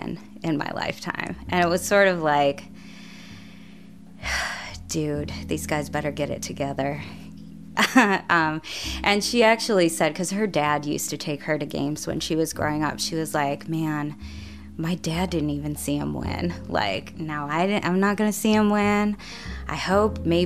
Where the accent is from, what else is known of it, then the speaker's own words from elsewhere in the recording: Chicago, Illinois, United States; I grew up outside of Chicago, in the south suburbs of Chicago